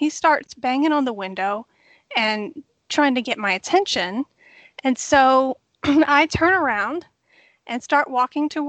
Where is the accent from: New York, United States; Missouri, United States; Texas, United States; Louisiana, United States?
Louisiana, United States; New Orleans; moved away; I'm from New Orleans.